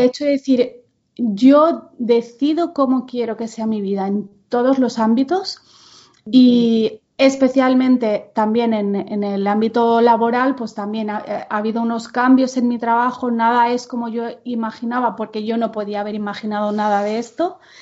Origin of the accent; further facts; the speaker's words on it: Menorca, Balearic Islands, Spain; first language Catalan; Spanish is a second language; moved away; also born or lived in Barcelona; en donde yo nací, en Menorca, eh, todo el mundo es bilingüe, pero básicamente el idioma es el catalán. O sea, yo no me imagino hablándole a mi madre en castellano